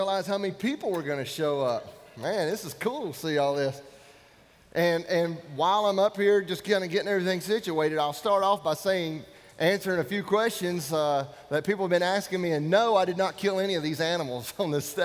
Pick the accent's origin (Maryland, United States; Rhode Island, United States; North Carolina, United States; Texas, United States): North Carolina, United States; I'm from North Carolina. That's right. North Carolina, Denver, about 4 hours from here